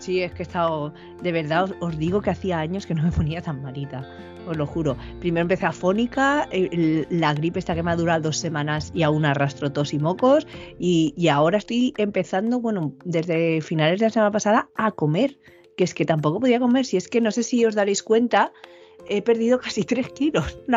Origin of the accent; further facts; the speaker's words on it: Valencia, Valencian Community, Spain; aquí en Valencia, de donde yo soy